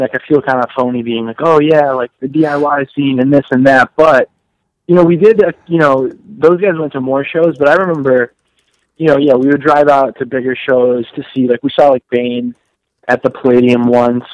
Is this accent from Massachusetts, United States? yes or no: yes; Western Massachusetts, United States; moved away; I actually grew up and as did Phil and Justin, we grew up in Western Massachusetts